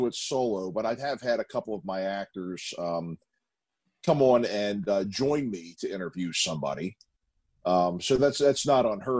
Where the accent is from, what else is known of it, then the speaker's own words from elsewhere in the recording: Maryland, DC, Mid-Atlantic, United States; also born or lived in Perryville, Maryland; the Maryland, DC, Virginia area where I'm originally from